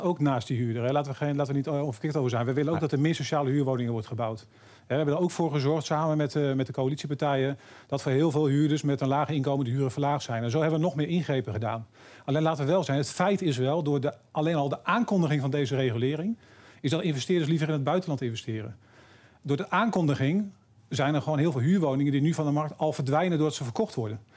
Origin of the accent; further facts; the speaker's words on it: Harderwijk, Gelderland, Netherlands; waar ik vandaan kom, uit Harderwijk, veel minder groot is.